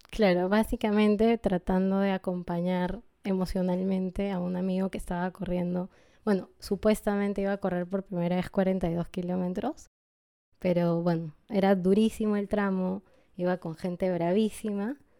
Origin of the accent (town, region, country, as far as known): Peru; born or raised there; also born or lived in Lima, Peru / unnamed highland city, Peru